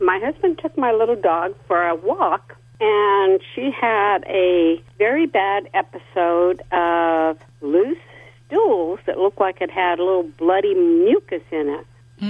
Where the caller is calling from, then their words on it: San Luis Obispo, California, United States; San Luis Obispo.